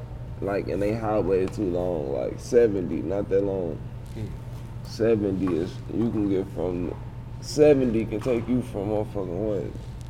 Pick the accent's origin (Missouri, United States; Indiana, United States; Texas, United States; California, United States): Missouri, United States; St. Louis; We from Missouri.